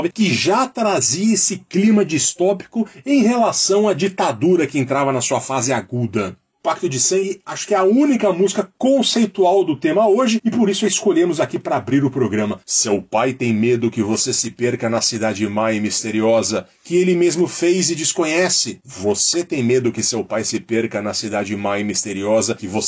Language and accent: Portuguese; Jundiaí, São Paulo, Brazil; moved away as an adult; Eu lembro quando aos 20 anos eu me mudei de Jundiaí para São Paulo, eu fui morar no caos ao lado do Minhocão ali, na esquina da São João